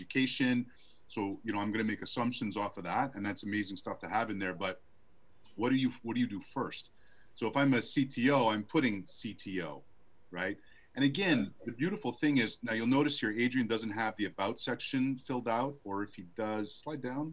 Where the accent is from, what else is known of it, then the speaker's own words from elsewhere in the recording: Montreal, Quebec, Canada; now in Arizona, United States; I live in Arizona, but I grew up in Canada.